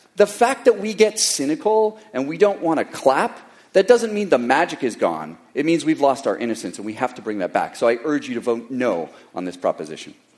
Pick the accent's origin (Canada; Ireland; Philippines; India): Canada; now in Silicon Valley, United States; I was born in Canada